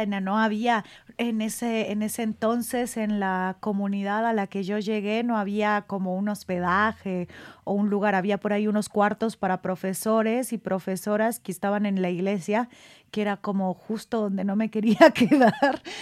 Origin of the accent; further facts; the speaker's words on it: Michoacán, Mexico; now in Mexico City, Mexico; yo soy eh, michoacana